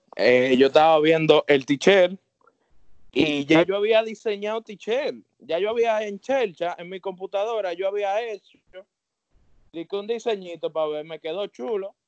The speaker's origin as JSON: {"language": "Spanish", "town": "Santo Domingo", "country": "Dominican Republic", "said": "yo en verdad soy un joven de Santo Domingo"}